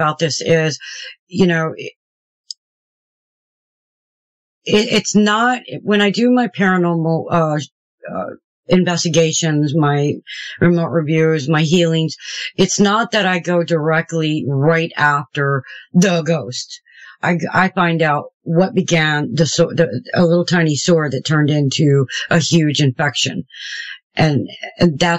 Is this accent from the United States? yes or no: yes; Houston, Texas, United States; moved away; also born or lived in Maryland / Shepherdstown; I was raised in Houston, Texas. I was a Southern Baptist. And then when I moved back to Maryland where I was born